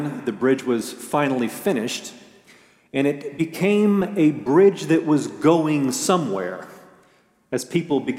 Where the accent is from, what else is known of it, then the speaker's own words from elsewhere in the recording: United States; as American Christians